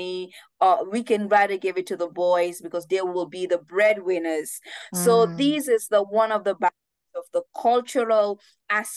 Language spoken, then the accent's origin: English; Gambia; moved away as an adult; also born or lived in Bedfordshire, England; I had as a 14-year-old growing up in the Gambia